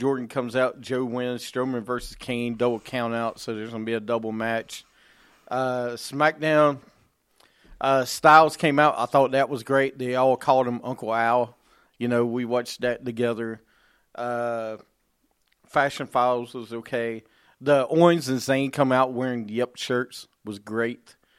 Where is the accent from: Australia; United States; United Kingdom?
United Kingdom; England; Yes, I'm English.